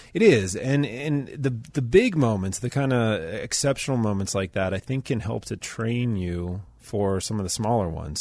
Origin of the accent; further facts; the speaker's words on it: Pittsburgh, Pennsylvania, United States; I'm from Pittsburgh. I've lived here most of my life